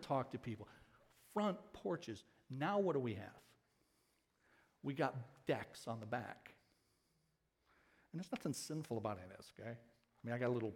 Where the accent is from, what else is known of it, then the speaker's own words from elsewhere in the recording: Ecorse, Michigan, United States; When I was a kid growing up in Ecorse, many of you know I grew up there